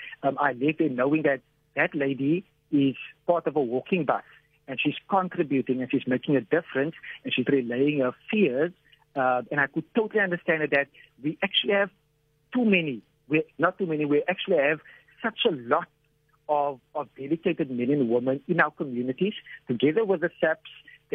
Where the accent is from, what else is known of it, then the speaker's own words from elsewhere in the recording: Cape Town, Western Cape, South Africa; growing up in Mitchell's Plain.